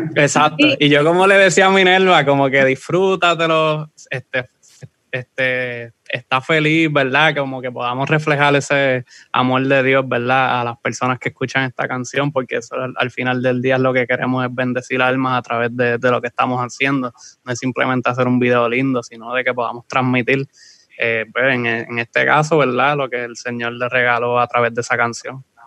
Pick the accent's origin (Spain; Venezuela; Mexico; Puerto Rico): Puerto Rico; Aguada; soy de Aguada